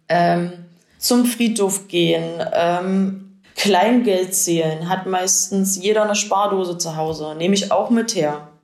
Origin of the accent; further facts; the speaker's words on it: Lindhorst, Germany; now in Colbitz, Germany; Ich komme ursprünglich aus Lindhorst und wohne zurzeit